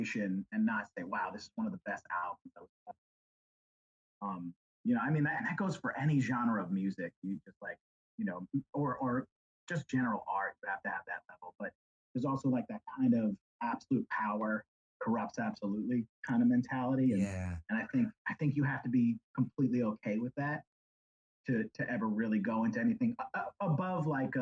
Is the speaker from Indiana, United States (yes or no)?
no; New York, United States; moved away; I'm from New York originally